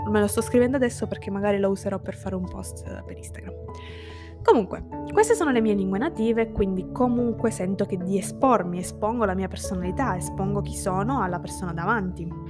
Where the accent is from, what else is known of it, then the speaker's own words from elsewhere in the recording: Sicily, Italy; first language Italian and Sicilian; now in Turin, Italy; io sono siciliana